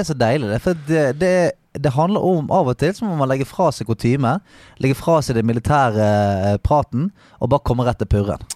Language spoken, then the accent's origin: Norwegian; Bergen, Vestland, Norway; jeg er fra Salhus